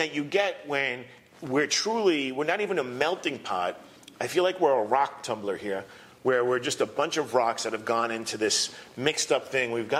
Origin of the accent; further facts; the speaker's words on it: New York, United States; moved away as an adult; now in Miami, United States; I grew up in New York, educated in New York, worked in New York